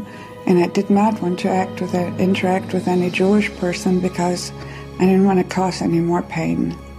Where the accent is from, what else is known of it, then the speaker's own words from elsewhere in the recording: Germany; moved away; I was born in Germany in 1955, 10 years after the war.